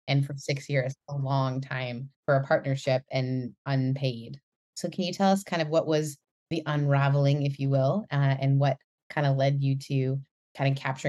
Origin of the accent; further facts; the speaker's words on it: Canada; As a Canadian, it is just my pride and joy and to welcome someone from my home and native land.